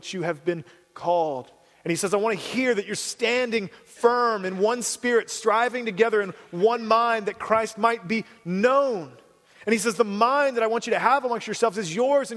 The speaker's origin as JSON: {"language": "English", "town": "Cincinnati", "region": "Ohio", "country": "United States", "tie": "born or raised there", "moved": "yes", "said": "I grew up in Cincinnati."}